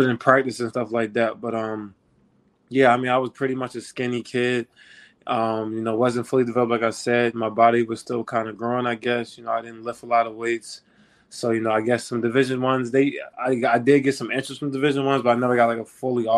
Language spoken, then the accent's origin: English; Baltimore, Maryland, United States; I'm from Baltimore, Maryland. It's kind of, you know, I'm a big, big Baltimore person. I rep it, you know, 410